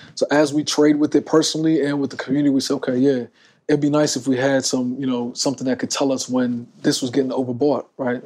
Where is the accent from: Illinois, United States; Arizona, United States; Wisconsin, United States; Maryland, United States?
Maryland, United States; I was born in Maryland